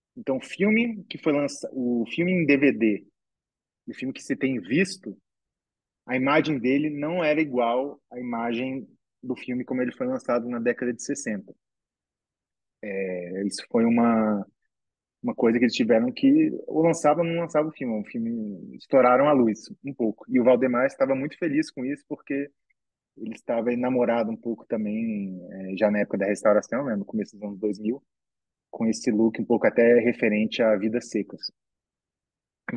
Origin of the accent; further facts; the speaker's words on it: Brasília, Federal District, Brazil; eu sou de Brasília